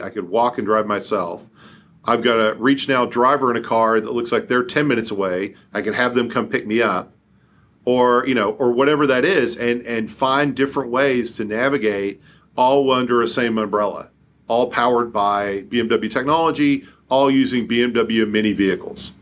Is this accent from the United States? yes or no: yes; Kentucky, United States; now in Seattle, United States; I didn't grow up here, uh, i-, if you can't tell by listening to me on the podcast, I grew up in Kentucky